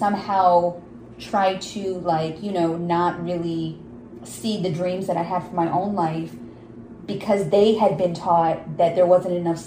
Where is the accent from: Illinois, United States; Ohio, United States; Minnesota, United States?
Illinois, United States; a suburb in Chicago; I'm Pakistani. I'm growing up in this suburb in Chicago